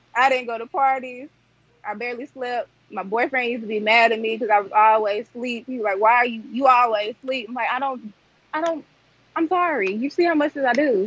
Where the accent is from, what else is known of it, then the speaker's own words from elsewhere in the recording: Jonesboro, Arkansas, United States; I'm from Jonesboro, Arkansas.